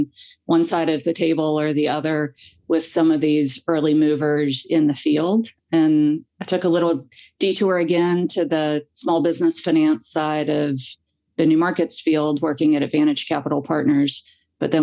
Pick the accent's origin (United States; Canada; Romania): United States; Abingdon, Virginia; moved away as an adult; also born or lived in Durham, North Carolina; I grew up on Main Street in Abingdon, Virginia, a small town on the Virginia-Tennessee line, and lived in downtown Abingdon